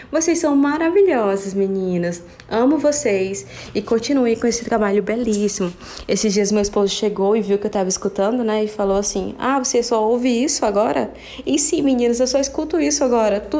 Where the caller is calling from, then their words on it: Araguaína, Tocantins, Brazil; sou daqui de Araguaína, Tocantins.